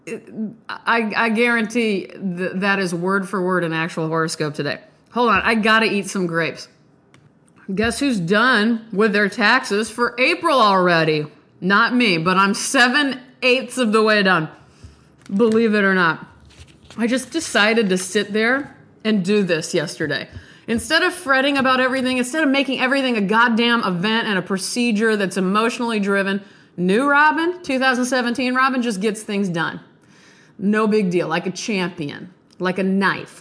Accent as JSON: {"language": "English", "region": "Nebraska", "country": "United States", "said": "I'm from Nebraska."}